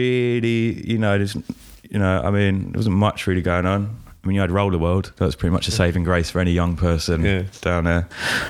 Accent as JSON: {"language": "English", "town": "Colchester", "region": "East of England", "country": "United Kingdom", "said": "I'm from Colchester, Essex."}